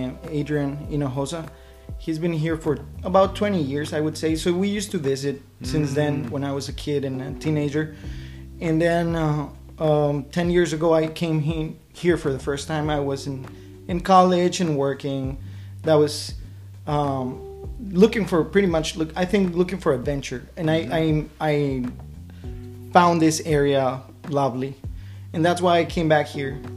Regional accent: Silao, Guanajuato, Mexico; English is a second language; moved away as an adult; also born or lived in León, Guanajuato; now in Omaha, United States; I am originally from Mexico. I was born in León, Guanajuato, and I grew up in the city of Silao, Guanajuato.

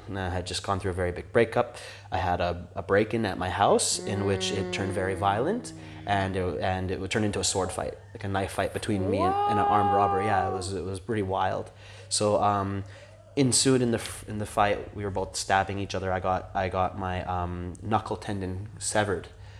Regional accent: India; I'm Indian. I can say that.

